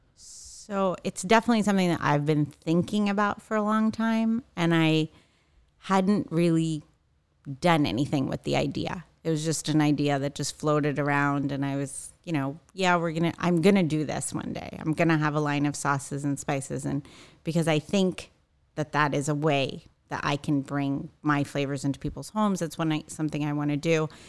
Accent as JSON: {"language": "English", "region": "East Coast", "country": "United States", "tie": "born or raised there", "also_born_or_lived": "New York / Washington, D.C. / Northern California", "moved": "as an adult", "lives_now": "Orange County, United States", "said": "I grew up on the East Coast."}